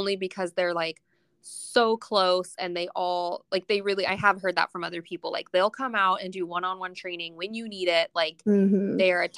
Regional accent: Wilsonville, Oregon, United States; I was born in Wilsonville, like back when it was farm town

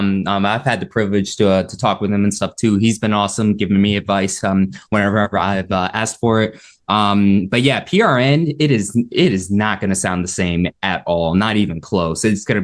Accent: Las Vegas, Nevada, United States; growing up in Vegas

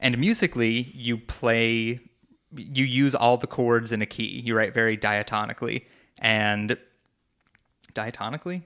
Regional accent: New York, United States; moved away as an adult; I moved away from New York in twenty sixteen

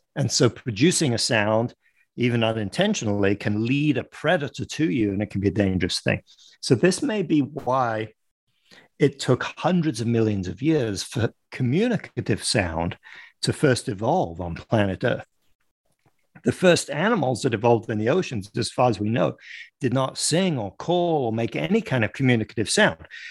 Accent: Paris, Île-de-France, France; moved away as an adult; also born or lived in London, United Kingdom; now in United States; I live in the United States, but I I grew up in France and in in and around Paris. I was born in London

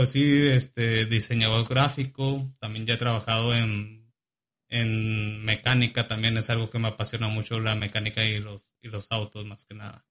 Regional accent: Chihuahua, Mexico; now in Kansas, United States; nací en Chihuahua, tengo 24 años

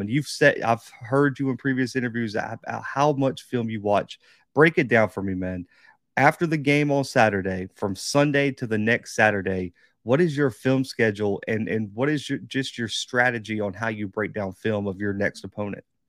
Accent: Mobile, Alabama, United States; I was, like, the one kid in Mobile

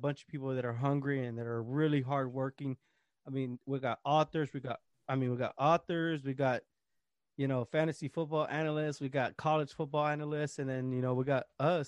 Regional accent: Texas, United States; I'm from Texas

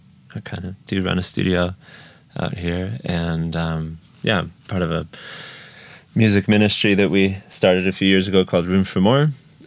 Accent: Ukraine; I grew up in Ukraine. So my parents were missionaries. So since I was 6 years old, I've lived in Ukraine. So went through the whole school system here and all of my education's here.

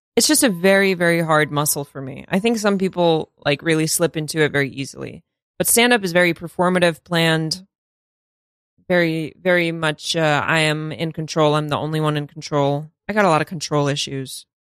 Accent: Russia; now in United States; I'm from Russia

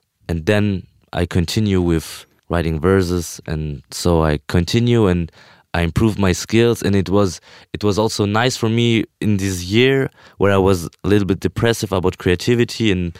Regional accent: Vienna, Austria; born there; she came to Vienna when I was born in Vienna

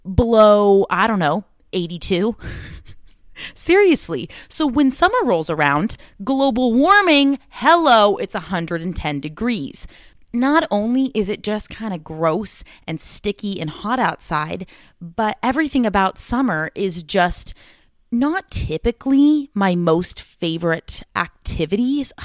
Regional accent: Southern California, United States; growing up in California

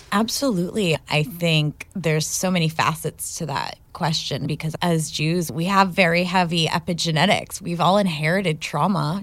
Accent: Ohio, United States; I grew up in Ohio

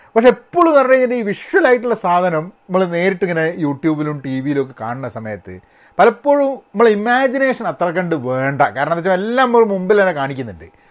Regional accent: India; now in United States; ഞാൻ മാത്രം ഇന്ത്യക്കാരുള്ളൂ

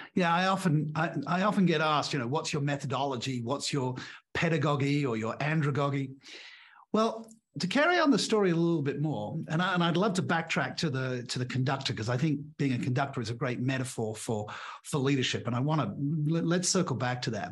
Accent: England, United Kingdom; moved away as an adult; also born or lived in Australia; now in Portugal; I'm English by birth. I went to an English grammar school, an all-boys school.

